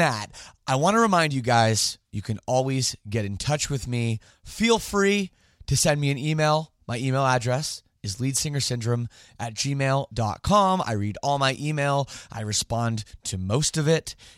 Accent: Canada; I'm Canadian

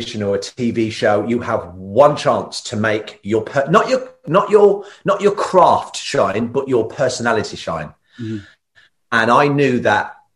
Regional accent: Ireland; I'm Irish

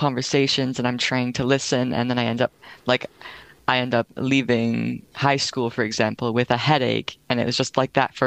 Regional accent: Sunshine Coast, British Columbia, Canada; I'm from the Sunshine Coast, so BC.

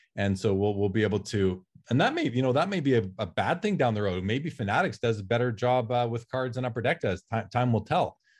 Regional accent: Canada; I'm Canadian, I'm in Canada

